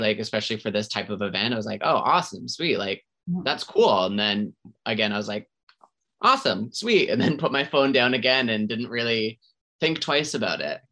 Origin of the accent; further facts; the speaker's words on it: Centreville, New Brunswick, Canada; now in Halifax, Canada; I grew up in a small town New Brunswick